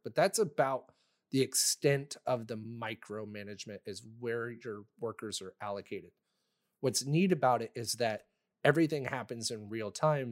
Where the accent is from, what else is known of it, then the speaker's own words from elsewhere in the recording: Texas, United States; moved away; I'm from Texas